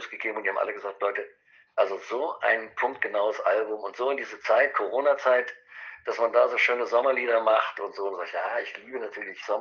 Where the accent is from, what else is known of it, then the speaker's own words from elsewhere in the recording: Eschwege, Hesse, Germany; Es wäre schön, weil am 6.1. wäre in Eschwege, in meiner Heimatstadt